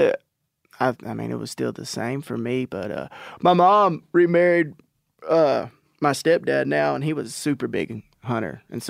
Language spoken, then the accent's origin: English; Natchez, Texas, United States; So we're from Palestine, Texas, around there. I'm actually from Natchez, which is about 10 miles, 15 miles outside of Palestine, which is just in East Texas.